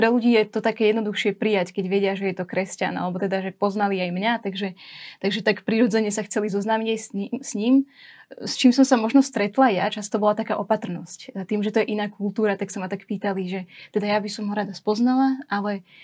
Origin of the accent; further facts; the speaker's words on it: Trnava, Trnava Region, Slovakia; ja som z Trnavy.